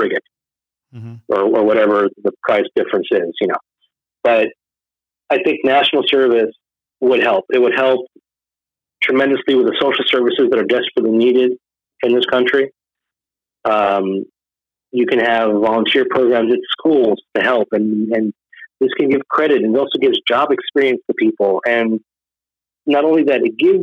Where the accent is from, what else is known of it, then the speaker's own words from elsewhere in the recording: Israel; now in United States; being an American in Israel was kind of like a popular thing at the time when I was growing up.